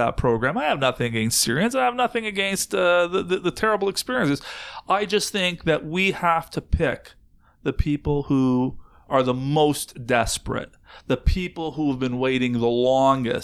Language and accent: English; Canada; I, as a Canadian, live in this country